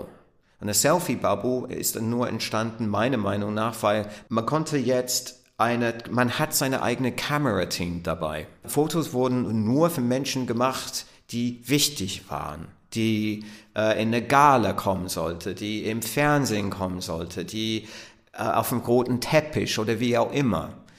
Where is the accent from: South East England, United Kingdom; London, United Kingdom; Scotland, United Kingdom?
South East England, United Kingdom; Southampton; German is a second language; moved away; Ich bin groß geworden in Southampton, was eine Hafenstadt ist. Der Stadtteil, in dem ich aufgewachsen bin, heißt Woolston